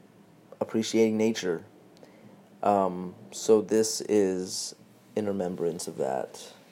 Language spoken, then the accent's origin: English; Texas, United States; I'm originally from Texas. I was raised in a ranch in a very small town.